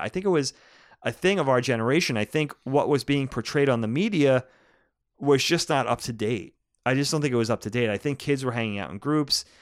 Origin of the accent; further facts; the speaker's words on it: Long Island, New York, United States; growing up in the eighties and nineties, at least growing up on Long Island, growing up in New, the suburbs of New York City